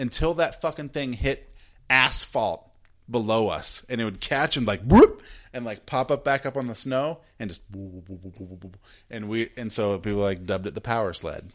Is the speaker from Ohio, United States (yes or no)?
no; McCall, Idaho, United States; I grew up in McCall, Idaho, a small town, like twenty-five hundred people.